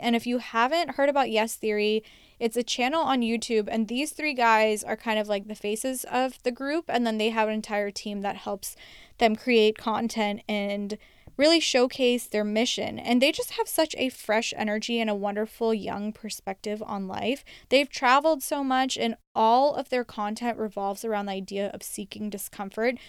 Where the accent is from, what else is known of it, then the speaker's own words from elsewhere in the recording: United States; I was born and raised in the United States